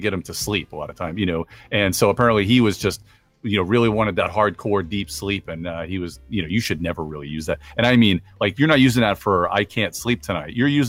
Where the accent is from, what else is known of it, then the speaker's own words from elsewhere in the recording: Long Island, New York, United States; now in North Carolina, United States; You know, I'm a Yankee anyway. I'm from Long Island.